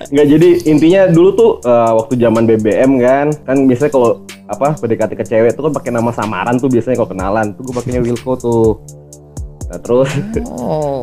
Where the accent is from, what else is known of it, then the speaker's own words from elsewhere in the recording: Kalimantan, Indonesia; now in Sleman, Indonesia; saya gedenya di Kalimantan. Em, sekarang domisili di Jogja